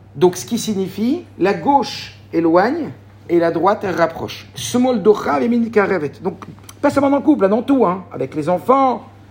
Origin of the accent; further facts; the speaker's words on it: Morocco; je suis marocain